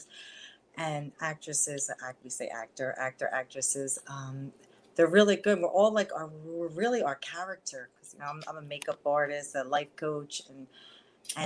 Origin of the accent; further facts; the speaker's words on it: Philadelphia, Pennsylvania, United States; accent: Philly, New York; I grew up right in Philadelphia